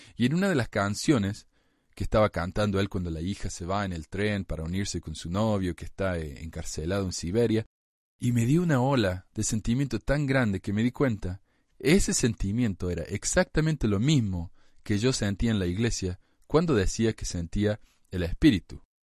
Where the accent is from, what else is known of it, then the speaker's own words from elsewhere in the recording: Argentina; now in United States; en mi país, en Argentina